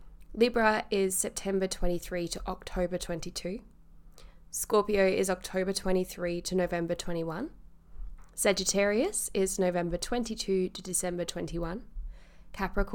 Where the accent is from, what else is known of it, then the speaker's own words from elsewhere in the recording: Carshalton, London, United Kingdom; I was born in Carshalton in the UK at 6 a.m.